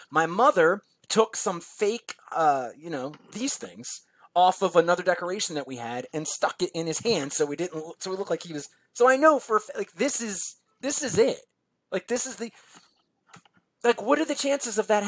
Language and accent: English; New Jersey, United States; now in Philadelphia, United States; I live in New Jersey now. I grew up in New Jersey. Um, but at this time, I was living in Philly, which is where I lived for almost my entire life.